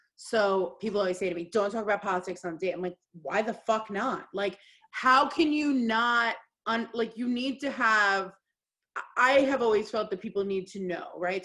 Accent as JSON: {"language": "English", "country": "United States", "said": "as an American"}